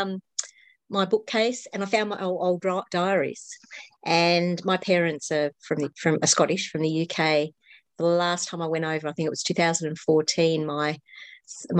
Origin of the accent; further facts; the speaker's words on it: Australia; I'm obviously an Australian.